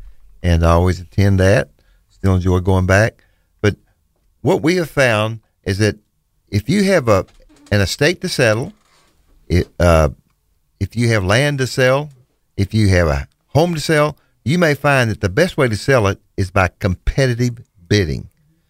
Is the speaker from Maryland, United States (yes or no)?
no; Bootheel, Missouri, United States; moved away as an adult; now in Memphis, United States; We're from the Boot Hill, Missouri. It's where we started with your father, and moved to Memphis several years ago.